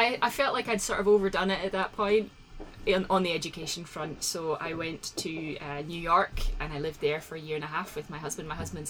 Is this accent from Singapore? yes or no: no; Isle of Skye, Scotland, United Kingdom; moved away; also born or lived in Edinburgh / St Andrews / Sydney, Australia / Glasgow; I was born in the west coast of Scotland, and I grew up on the Isle of Skye.